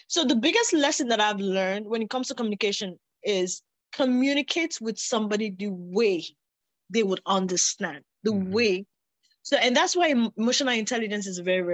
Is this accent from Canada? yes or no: no; Nigeria; I grew up in Nigeria, we have over 260 ethnic languages.